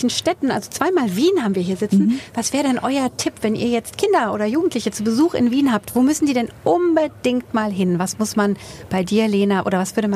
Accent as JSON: {"language": "German", "region": "Hesse", "country": "Germany", "said": "dass ich als Hessin habe ja auch schon Begriffe, die man äh, als Hanseat nicht versteht beispielsweise."}